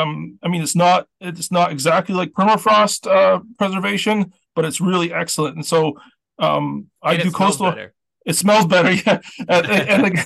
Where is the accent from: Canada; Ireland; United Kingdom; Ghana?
Canada; Eastern Canada, the Maritimes; moved away; also born or lived in Toronto; I was born and raised in Eastern Canada in the Maritimes